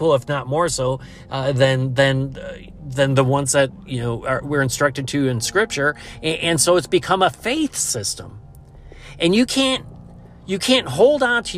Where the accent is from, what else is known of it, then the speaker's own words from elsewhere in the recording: United States; as an American